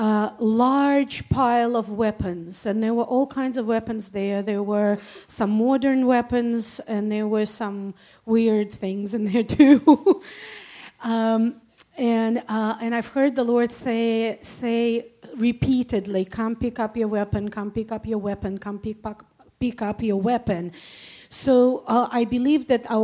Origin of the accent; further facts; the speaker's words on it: Saint Petersburg, Russia; moved away as an adult; now in Israel; I was born and raised in St. Petersburg, Russia. I moved to Israel when I was 24 years old